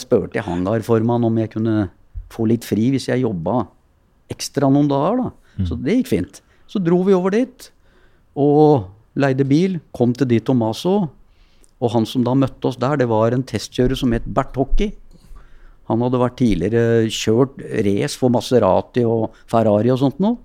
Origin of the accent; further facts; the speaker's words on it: Oslo, Norway; Jeg er jo født og oppvokst på Keiserløkka, oppe på Hasle.